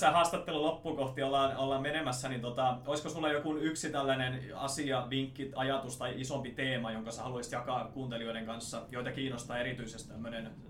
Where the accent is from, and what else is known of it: Salo, Southwest Finland, Finland; accent: Turku dialect; now in Chiang Mai, Thailand